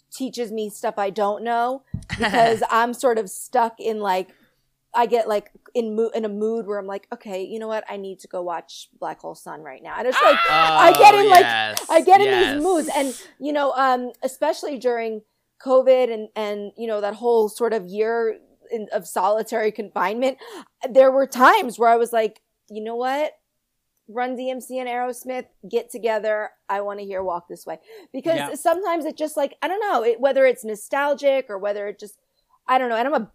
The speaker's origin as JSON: {"language": "English", "region": "New Jersey", "country": "United States", "tie": "born or raised there", "said": "I'm from New Jersey"}